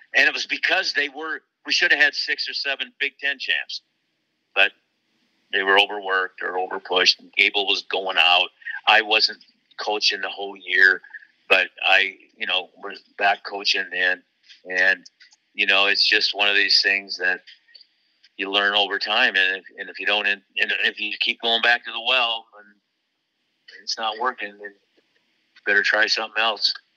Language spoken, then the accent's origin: English; Waterloo, Iowa, United States; my hometown of Waterloo Cedar Falls at the University of Northern Iowa